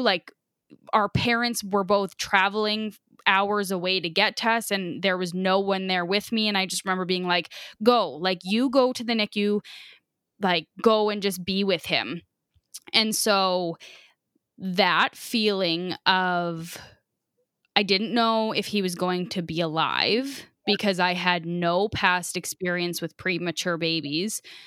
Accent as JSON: {"language": "English", "town": "Biggar", "region": "Saskatchewan", "country": "Canada", "said": "we're from Bigger"}